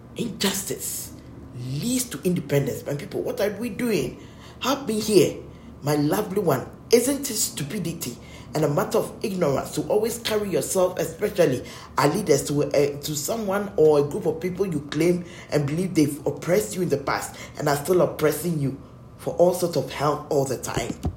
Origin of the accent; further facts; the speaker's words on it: Ghana; we are Ghanaians.